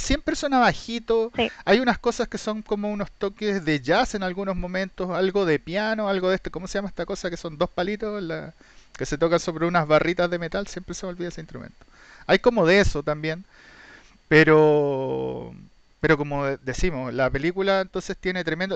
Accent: Chile; somos chilenos

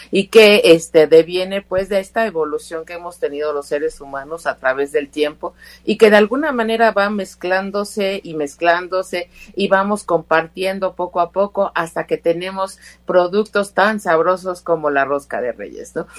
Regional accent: Mexico

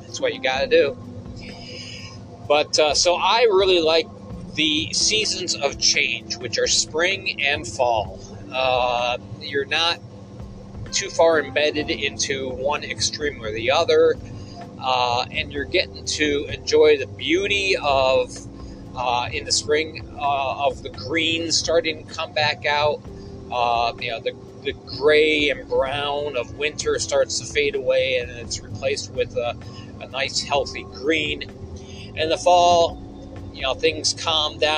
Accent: Endicott, New York, United States; My hometown of Endicott, New York

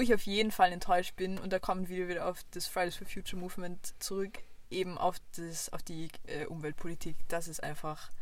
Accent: Vienna, Austria; eindeutig als Wienerin

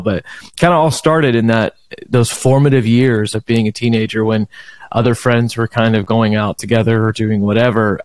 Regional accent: Beaumont, Texas, United States; I was born and raised in Beaumont, Texas

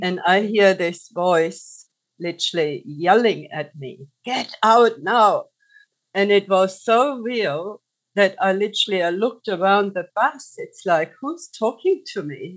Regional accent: Germany; moved away as an adult; now in Australia; I grew up in Germany as a single child

